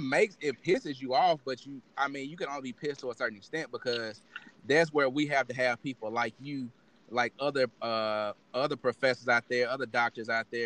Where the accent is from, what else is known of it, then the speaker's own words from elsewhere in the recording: Mississippi, United States; we grew up here in Mississippi